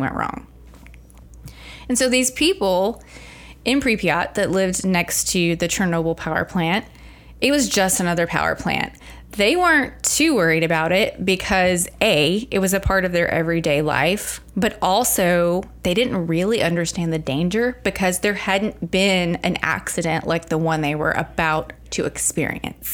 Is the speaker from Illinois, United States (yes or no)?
no; Arkansas, United States; growing up in Arkansas